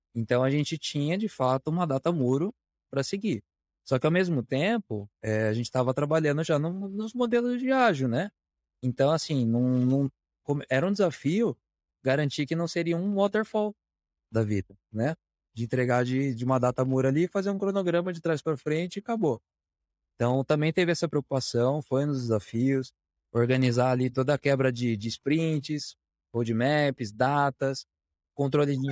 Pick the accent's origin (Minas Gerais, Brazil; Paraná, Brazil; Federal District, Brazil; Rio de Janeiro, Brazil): Paraná, Brazil; Curitiba; Sou natural de Curitiba